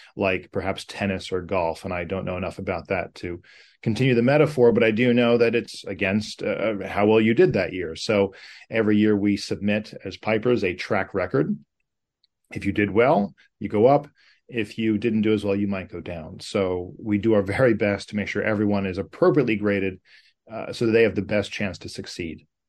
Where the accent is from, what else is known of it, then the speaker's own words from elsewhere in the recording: United States; as an American, uh, in playing North America all my life